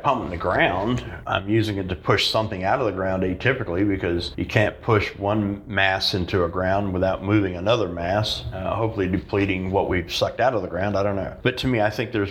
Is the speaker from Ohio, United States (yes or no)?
no; Texas, United States; I grew up in Texas as a kid